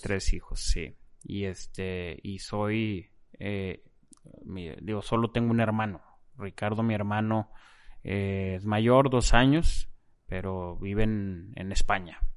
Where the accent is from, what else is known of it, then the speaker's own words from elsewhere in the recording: Monterrey, Nuevo León, Mexico; also born or lived in Mexico City; nací allá, pero nos vinimos de vuelta cuando yo tenía tres años. Entonces la realidad es que pues toda mi vida en Monterrey.